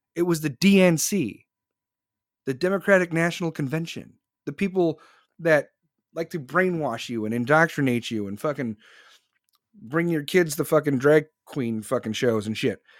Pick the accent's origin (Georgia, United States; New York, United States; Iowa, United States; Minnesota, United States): Iowa, United States; growing up in the Midwest, like Iowa